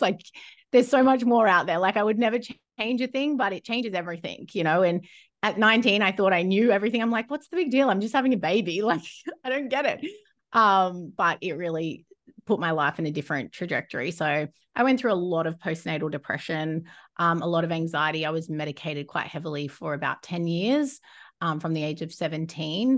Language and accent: English; Rockhampton, Queensland, Australia; moved away as an adult; now in New Zealand; I'd only lived in Rocky since I moved there from a young age